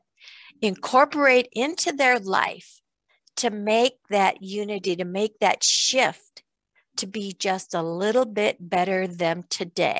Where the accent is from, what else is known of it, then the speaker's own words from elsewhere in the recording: Iowa, United States; where I grew up in Iowa on a farm